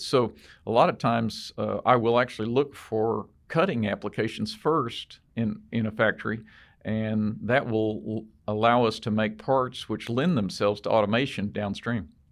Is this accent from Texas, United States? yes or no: yes; Texas, United States; we're from Texas